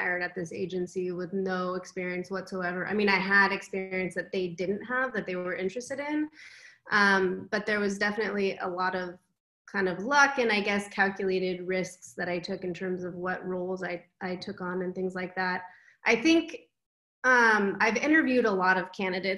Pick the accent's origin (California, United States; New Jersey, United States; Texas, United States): California, United States; Southern; moved away as an adult; also born or lived in San Francisco Bay Area / New York; now in Amsterdam, Netherlands; I actually was born and raised in California, so I spent most of my life there. I was raised in Southern California and moved up to the Bay Area right after high school